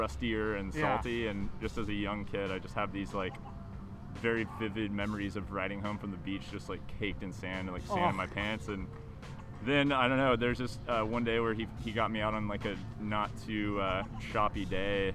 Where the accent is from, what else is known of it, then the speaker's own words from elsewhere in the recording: Corpus Christi, Texas, United States; moved away as an adult; also born or lived in Austin, Texas; I'm from Corpus Christi, Texas. I lived there 18 years, and that's where I learned how to surf.